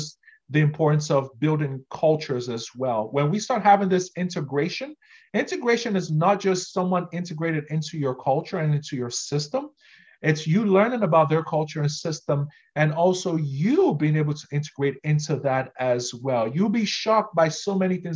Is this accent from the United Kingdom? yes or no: no; Nigeria; moved away as an adult; now in Canada; Nigerians are very direct, too direct in our conversation style